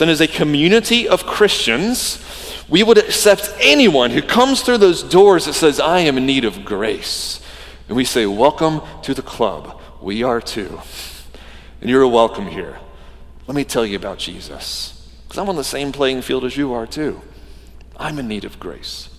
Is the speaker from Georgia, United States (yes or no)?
yes; Georgia, United States; moved away; I grew up in Georgia